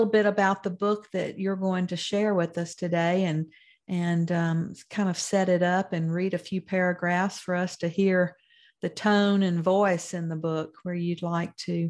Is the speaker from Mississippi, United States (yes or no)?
yes; Mount Olive, Mississippi, United States; my hometown of Mount Olive, Mississippi